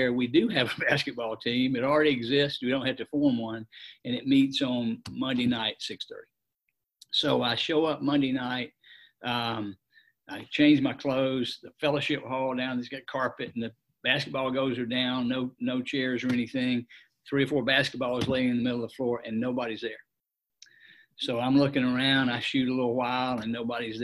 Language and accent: English; Atlanta, Georgia, United States; also born or lived in Metter, Georgia; I grew up in Atlanta and lived in Atlanta all my life.